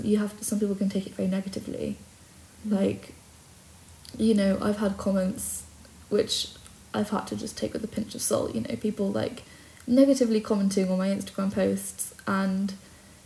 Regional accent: Brecon, Wales, United Kingdom; moved away as an adult; also born or lived in Cardiff; now in Penarth, United Kingdom; I grew up in Brecon with Marla.

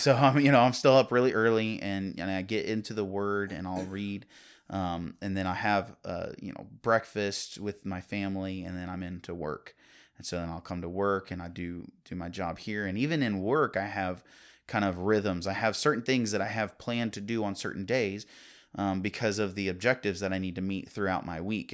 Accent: Virginia, United States; I grew up in Virginia.

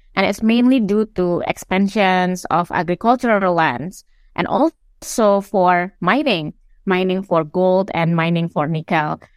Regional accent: Sulawesi, Indonesia; I'm from Sulawesi, and this is a, a place where I grew up

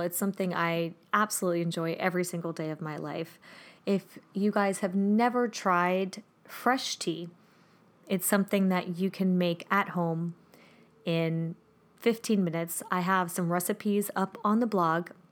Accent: Germany; moved away; One of my favorites growing up in Germany

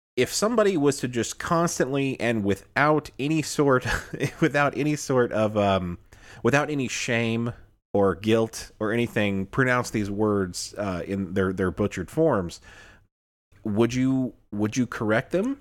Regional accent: Illinois, United States; now in Alabama, United States; I'm from the north, uh, I was born in Illinois, um, came to Alabama, and, uh, didn't, didn't necessarily, like, pick up the, the Southern drawl that much

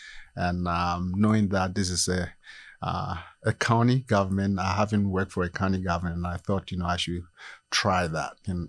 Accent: Ghana; moved away as an adult; also born or lived in Iowa / Virginia / Florida; now in United States; No, originally I'm from Ghana, West Africa.

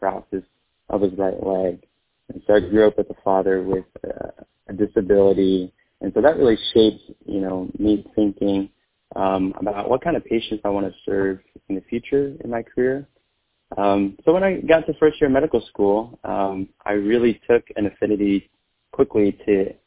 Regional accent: Fort Worth, Texas, United States; moved away; I'm a second-generation Vietnamese American, born and raised in Fort Worth, Texas

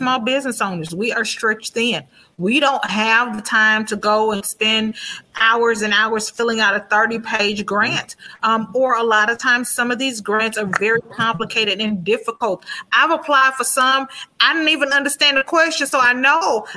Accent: Houston, Texas, United States; moved away as an adult; now in Minnesota, United States; born in Houston, so was I, but I've only been here 16 years

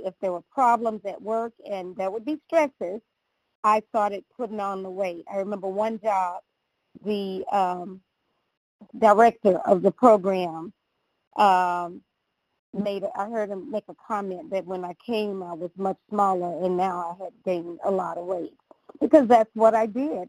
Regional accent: the South, United States; growing up in the South

